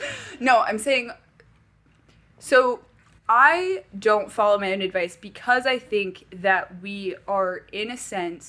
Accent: Paris, Île-de-France, France; moved away as an adult; I was born and raised in Paris, France for 18 years.

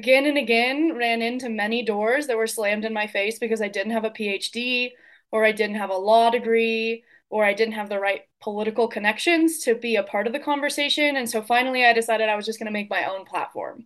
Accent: Durango, Colorado, United States; I grew up in Durango, Colorado, and we have a river that runs right through our town

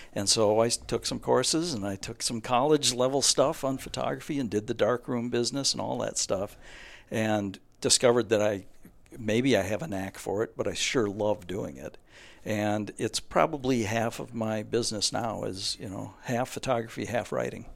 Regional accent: Osseo, Minnesota, United States; moved away; also born or lived in Hudson, Wisconsin; I'm from Minnesota originally

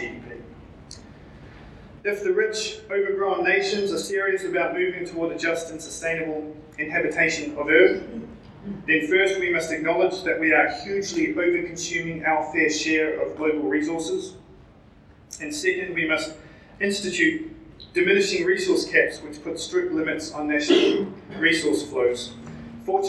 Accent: New Zealand; accent: Kiwi; with my Kiwi accent

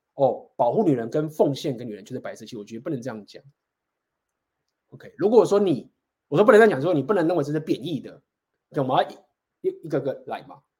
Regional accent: Taiwan; 我们台湾人，就是大家都会照顾自己家人，然后就是孝顺，我们都是很尊重照顾这个家庭

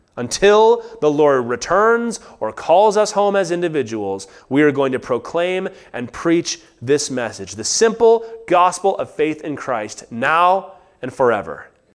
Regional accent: United States

